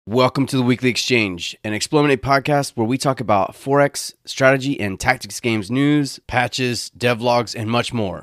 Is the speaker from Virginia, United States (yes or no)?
yes; Virginia, United States; I'm from Virginia